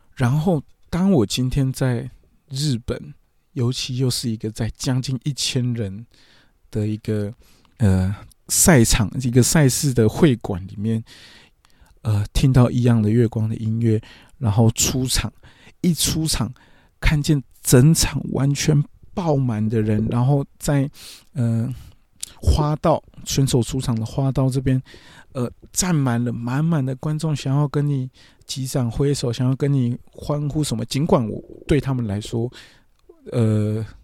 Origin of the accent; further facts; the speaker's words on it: Taiwan; 我，我是台湾人